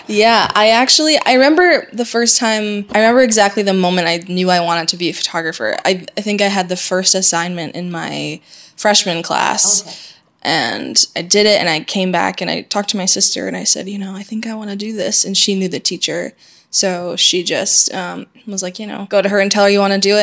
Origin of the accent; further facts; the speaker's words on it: Syracuse, New York, United States; moved away as an adult; now in Paris, France; I grew up in Syracuse, New York, which is um, five hours north of New York City